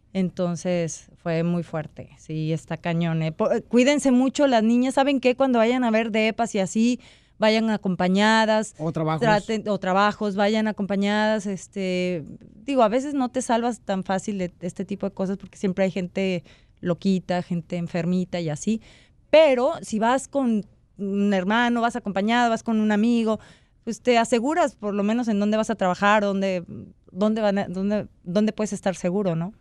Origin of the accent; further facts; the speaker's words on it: Mexico; yo como mexicana me siento súper orgullosa